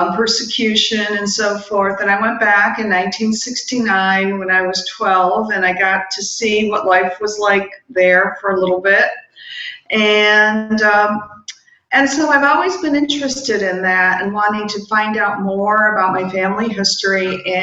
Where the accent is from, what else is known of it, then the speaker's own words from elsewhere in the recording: Rochester, New York, United States; also born or lived in Slovenia; was born in what was then communist Yugoslavia, in Slovenia specifically. My parents brought me here to Rochester, New York when I was 2 years old. And I grew up in Rochester.